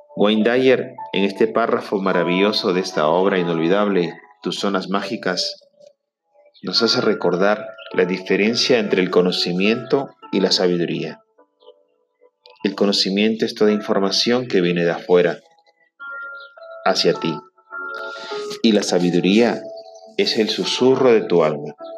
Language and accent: Spanish; Trujillo, La Libertad, Peru; en mi ciudad natal, en Trujillo, Perú